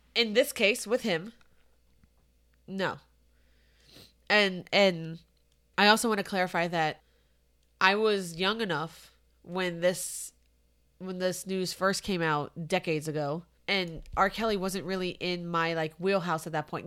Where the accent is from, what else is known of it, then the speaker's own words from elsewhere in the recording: Santiago, Santiago Metropolitan Region, Chile; moved away; I was born in Santiago, Chile